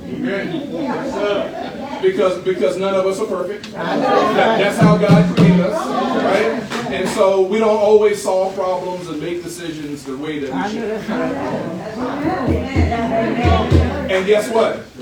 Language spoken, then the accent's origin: English; Richmond, United States; moved away; my hometown of Richmond